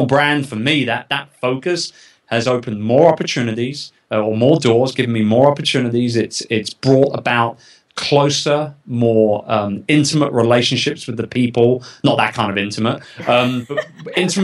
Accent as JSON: {"language": "English", "country": "United Kingdom", "moved": "as an adult", "lives_now": "United States", "said": "I'm not American. Yes. I'm a Brit"}